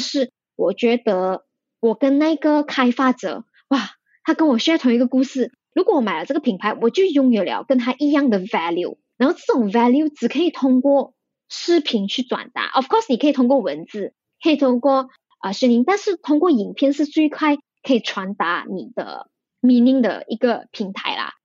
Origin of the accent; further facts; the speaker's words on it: Malaysia; 我们是马来西亚人